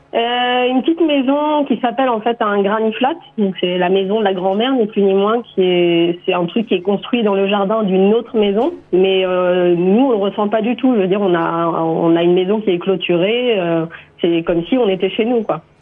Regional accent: France; moved away as an adult; now in Australia; je me sens plus complètement, complètement française. Je sens bien que c'est, une partie de, c'est mes racines

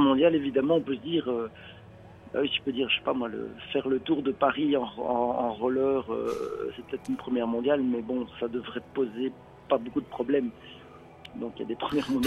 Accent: Belgium; je suis belge

